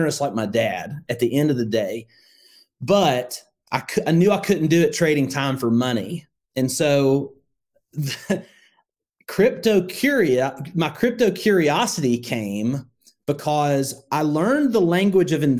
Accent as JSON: {"language": "English", "region": "Northwest Alabama", "country": "United States", "tie": "born or raised there", "said": "I grew up in Northwest Alabama"}